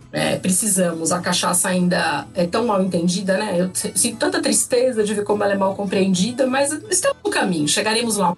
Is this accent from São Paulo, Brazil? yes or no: yes; São Paulo, Brazil; also born or lived in Rio Claro; Eu nasci em São Paulo, a minha família é de São Paulo, do interior de São Paulo.